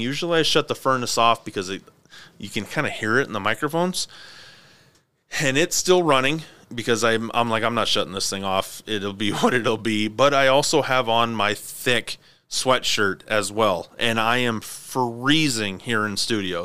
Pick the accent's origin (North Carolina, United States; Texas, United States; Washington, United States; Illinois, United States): Washington, United States; Clarkston; moved away as an adult; also born or lived in California; Aaron and I grew up together in Clarkston, Washington